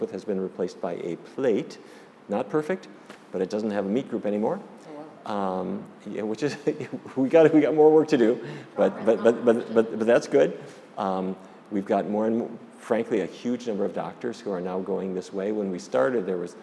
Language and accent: English; Fargo, North Dakota, United States; born or raised there; also born or lived in Minneapolis